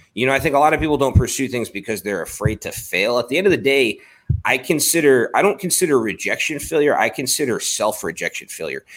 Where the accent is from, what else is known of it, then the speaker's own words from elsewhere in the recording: Baltimore, Maryland, United States; I grew up in Baltimore